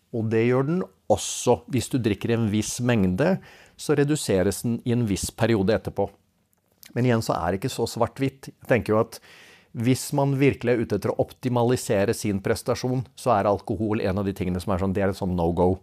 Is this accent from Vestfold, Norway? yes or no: yes; Svelvik, Vestfold, Norway; Jeg kommer jo fra Svelvik